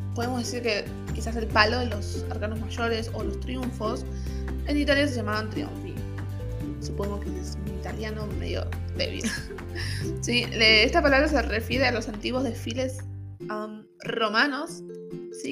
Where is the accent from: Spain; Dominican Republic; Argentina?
Argentina; Buenos Aires; moved away as an adult; now in San Francisco, United States; yo soy de Buenos Aires, Argentina, pero estoy viviendo en San Francisco California, Estados Unidos.